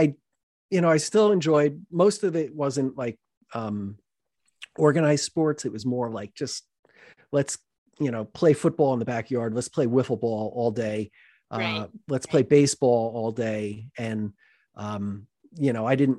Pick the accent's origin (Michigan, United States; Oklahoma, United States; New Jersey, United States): New Jersey, United States; Boonton Township; I grew up in Booton Township